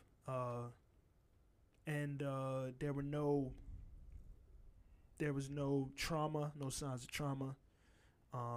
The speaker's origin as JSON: {"language": "English", "town": "Richmond", "region": "Virginia", "country": "United States", "tie": "born or raised there", "said": "I grew up in Churchill, so. It was projects on every side of my neighborhood."}